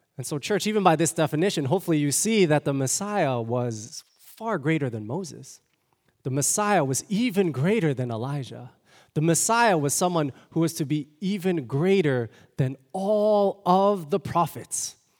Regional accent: Toronto, Ontario, Canada; moved away; I'm from Toronto, born and raised.

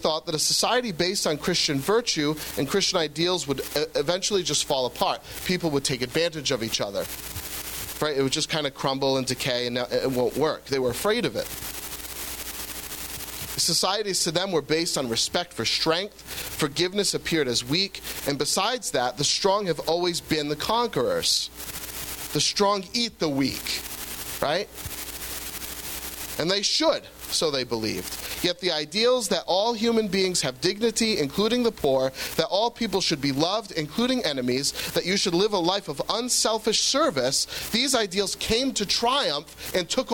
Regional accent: United States; As Americans

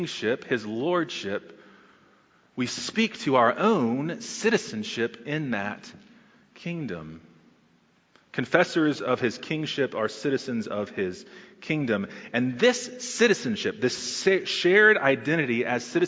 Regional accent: Texas, United States; now in Charlotte, United States; as a Texan

